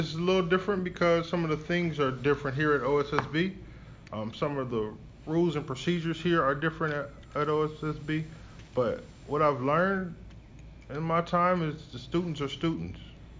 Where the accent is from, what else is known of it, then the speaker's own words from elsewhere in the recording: Toledo, Ohio, United States; now in Columbus, United States; I am from Toledo, Ohio originally. I was born and raised there, grew up in Toledo, and moved to Columbus probably about 15 years ago when I became an educator.